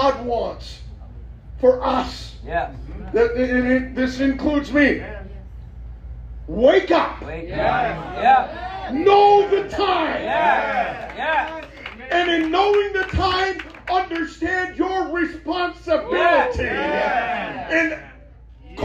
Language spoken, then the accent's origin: English; Minneapolis–Saint Paul, Minnesota, United States; moved away; I grew up in the Twin Cities